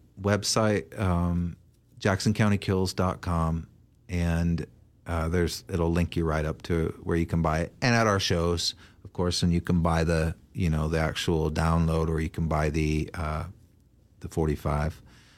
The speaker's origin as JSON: {"language": "English", "town": "Portland", "region": "Oregon", "country": "United States", "tie": "born or raised there", "also_born_or_lived": "Eugene, Oregon / New York City", "moved": "as an adult", "said": "I was born in Eugene, and I grew up here in Portland, and I, you know, left very quickly when I turned like 19, and then lived a lot of other places, and then moved back here."}